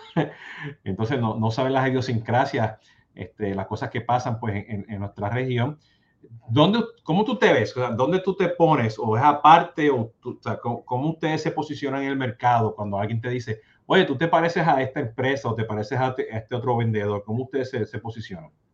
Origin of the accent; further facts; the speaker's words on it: Puerto Rico; yo soy cafetero, siendo boricua